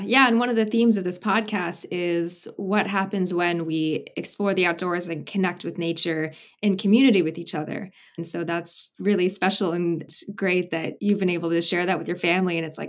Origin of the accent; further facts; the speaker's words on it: Miami, Florida, United States; moved away; I spent my early childhood in Miami, Florida, and the Miami that I know is all the lizards and the trees, and it's the neotropics.